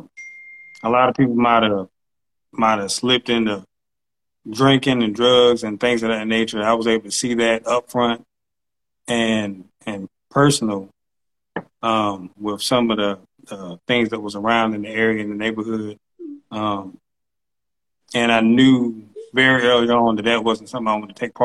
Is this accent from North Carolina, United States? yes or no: yes; Charlotte, North Carolina, United States; also born or lived in Spartanburg, South Carolina; I was born in Spartanburg, South Carolina, but I've been here for 33 years of my 34 years on Earth